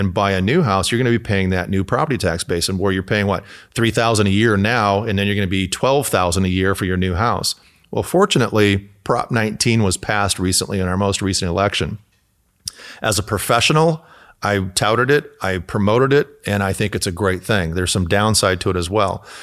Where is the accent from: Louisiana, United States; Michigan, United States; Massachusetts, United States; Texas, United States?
Michigan, United States; now in California, United States; I'm from Michigan